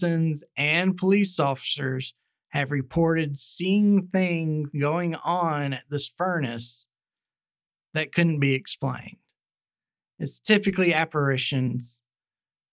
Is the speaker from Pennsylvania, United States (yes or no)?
no; Birmingham, Alabama, United States; It takes place in my hometown, or just outside. I live just outside of this area. Birmingham, Alabama.